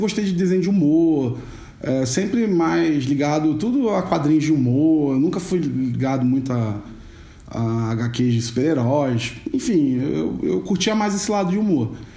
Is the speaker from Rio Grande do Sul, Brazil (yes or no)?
no; Rio de Janeiro, Brazil; accent: carioca chiado; moved away as an adult; now in São Paulo, Brazil; eu sou carioca, já devem ter percebido pelo chiado, não é uma panela de pressão, é um carioca. Eu moro em São Paulo há um pouco mais de 10 anos